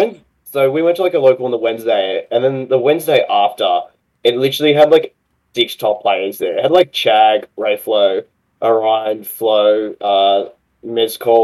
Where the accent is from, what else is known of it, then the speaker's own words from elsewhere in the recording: Australia; accent: Aussie; my Aussie accent